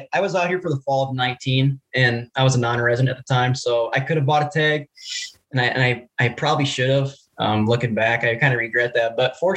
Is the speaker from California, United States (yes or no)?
no; Wisconsin Rapids, Wisconsin, United States; moved away as an adult; also born or lived in Stevens Point, Wisconsin; now in North Idaho, United States; I grew up in Wisconsin Rapids